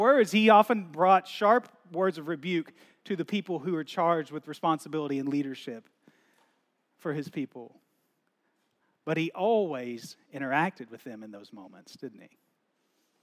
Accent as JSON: {"language": "English", "country": "United States", "tie": "born or raised there", "moved": "as an adult", "said": "growing up in the States"}